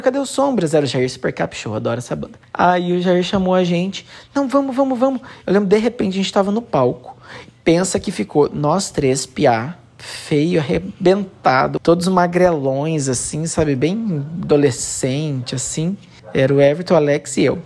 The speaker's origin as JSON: {"language": "Portuguese", "town": "Santo Antônio da Platina", "region": "Paraná", "country": "Brazil", "moved": "yes", "said": "lá no meu país, em Santo Antônio da Platina"}